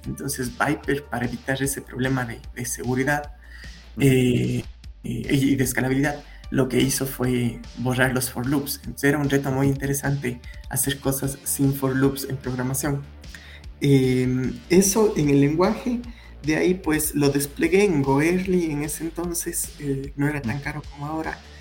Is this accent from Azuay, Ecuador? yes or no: yes; Cuenca, Azuay, Ecuador; nací en Cuenca, Ecuador, la ciudad más bonita de Cuenca, de, Ecuador